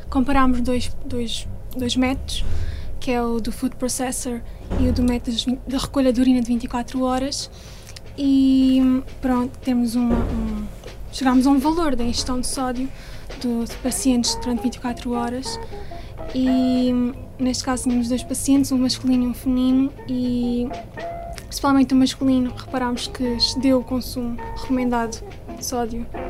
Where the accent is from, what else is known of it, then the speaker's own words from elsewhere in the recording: Setúbal, Setúbal Peninsula, Portugal; sou de Setúbal